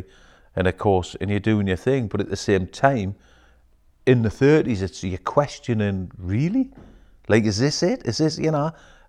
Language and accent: English; Newcastle upon Tyne, North East England, United Kingdom; I grew up in Bladen, in Newcastle.